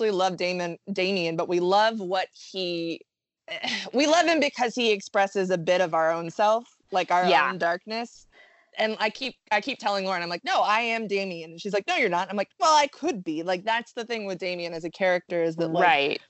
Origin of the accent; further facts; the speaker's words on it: the South, United States; I grew up in the South